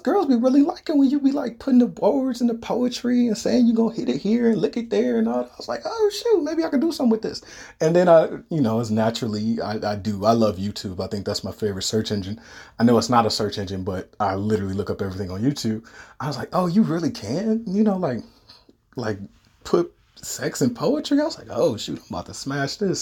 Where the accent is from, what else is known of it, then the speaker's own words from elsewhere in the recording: Detroit, Michigan, United States; moved away; I'm originally from Detroit. I don't live in Michigan anymore